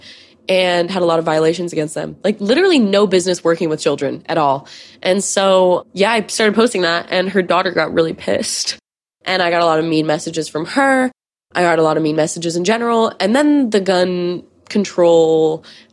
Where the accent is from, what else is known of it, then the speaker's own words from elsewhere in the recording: near Sandy Hook, Connecticut, United States; I grew up near Sandy Hook.